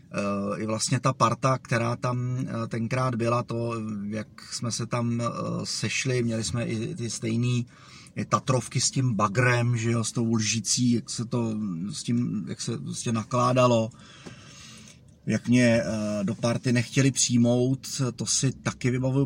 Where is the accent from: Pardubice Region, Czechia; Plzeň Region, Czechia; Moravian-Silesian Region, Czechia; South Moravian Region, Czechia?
Pardubice Region, Czechia; Zdechovice; also born or lived in Žehušice; přízemní byt, který jsme, e, měli, když jsem byl malej ve Zdechovicích